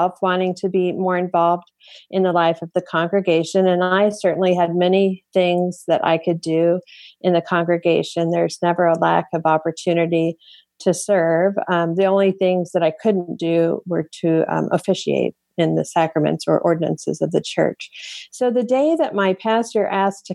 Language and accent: English; Longmont, Colorado, United States; Longmont, Colorado, my hometown